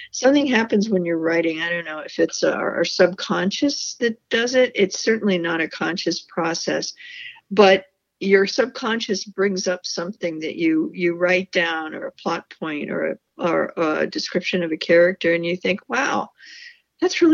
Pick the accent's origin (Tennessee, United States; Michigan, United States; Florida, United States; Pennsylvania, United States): Pennsylvania, United States; Pittsburgh; moved away as an adult; also born or lived in Cleveland, Ohio; now in West Coast, United States; I grew up in Pittsburgh